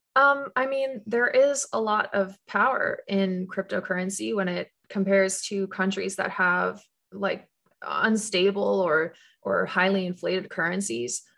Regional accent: Canada; moved away; I grew up in Canada

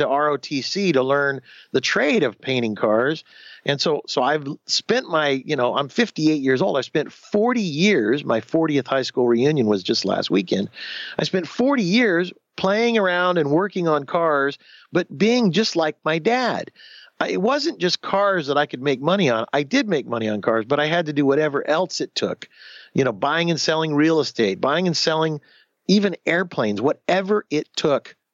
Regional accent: Southern California, United States; also born or lived in Houston, Texas; I grew up in Southern California. And I grew up on the beach

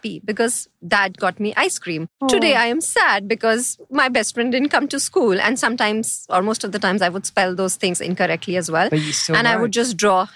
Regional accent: New Delhi, Delhi, India; moved away as an adult; also born or lived in Chandigarh; now in Dubai, United Arab Emirates; I am from New Delhi.

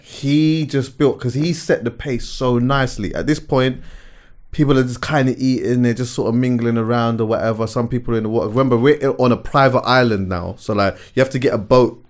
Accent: London, United Kingdom; also born or lived in Jamaica (parents); I've been going to the Notting Hill Carnival since I was like five years old

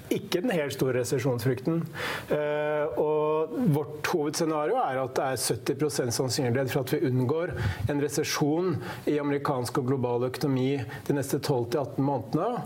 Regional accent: Hamar, Innlandet, Norway; som vi sier på Hamar, der jeg kommer fra

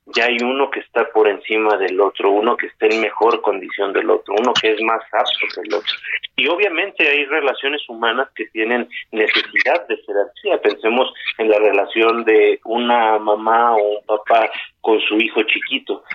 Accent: Mexico; todos aquellos que somos mexicanos, qué orgullo ser parte de este gran país

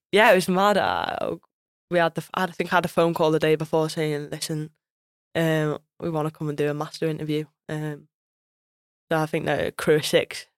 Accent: Wales, United Kingdom; I'm Welsh through and through as well

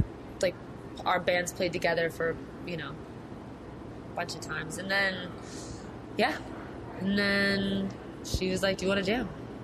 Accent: Virginia, United States; I mean, I'm from DC. Well, mm-hmm. I'm from Virginia, but... Yeah, we're from DC.

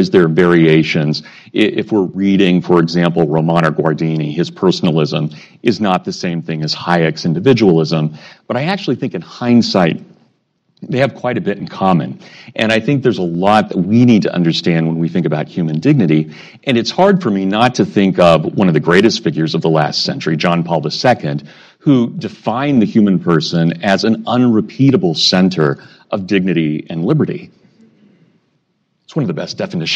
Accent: Kansas, United States; I was born in Kansas

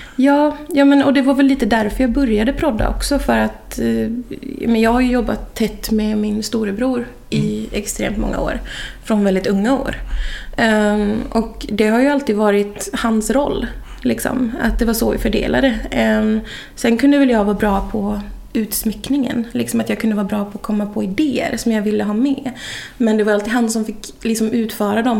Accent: Boden, Norrbotten County, Sweden; moved away as an adult; also born or lived in Piteå / Stockholm; now in Kungälv, Sweden; Jag är från Boden

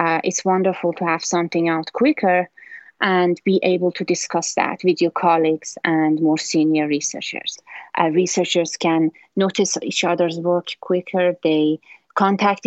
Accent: Iran; now in Maryland, United States; I'm originally from Iran

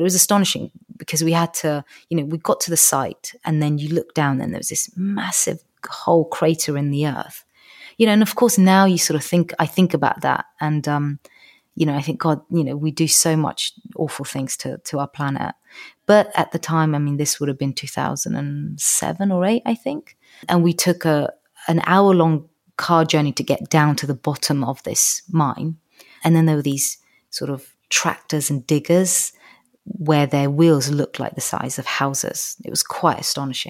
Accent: Georgia; now in United Kingdom; it's my home country

